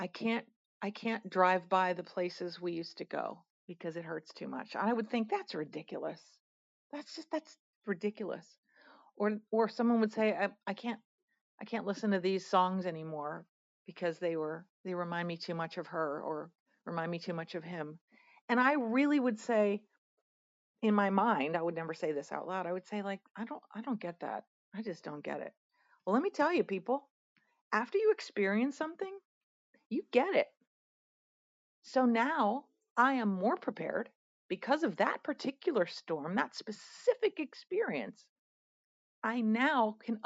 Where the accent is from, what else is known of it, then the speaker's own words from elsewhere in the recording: Pennsylvania, United States; moved away; also born or lived in Atlanta; I'm in my home state today